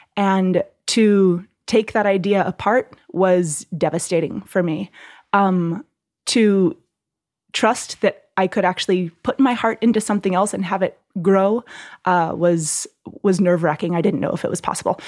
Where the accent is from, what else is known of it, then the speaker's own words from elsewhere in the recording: Southern California, United States; moved away as an adult; also born or lived in Hawaii; now in New York, United States; I'm from California, Southern California